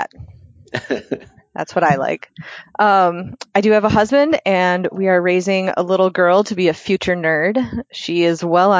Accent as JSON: {"language": "English", "region": "Minnesota", "country": "United States", "tie": "born or raised there", "said": "I am from Minnesota, born and raised."}